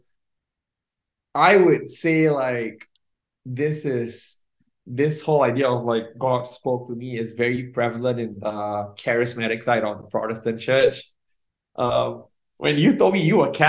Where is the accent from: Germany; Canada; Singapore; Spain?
Singapore; So I was raised in born and raised in Singapore.